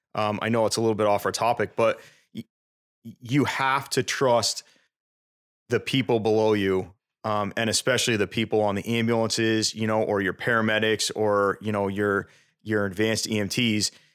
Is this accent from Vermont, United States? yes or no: yes; South Burlington, Vermont, United States; also born or lived in New Hampshire; I was born in New Hampshire. I moved to Vermont when I was two. Um, and I actually grew up in South Burlington.